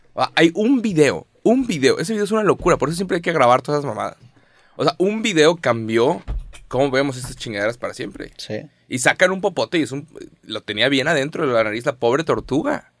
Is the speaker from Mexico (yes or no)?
yes; Mexico; Somos 130 millones de mexicanos